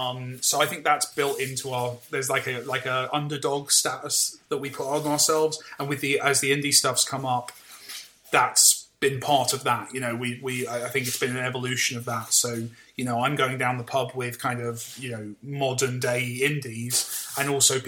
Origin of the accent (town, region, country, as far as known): United Kingdom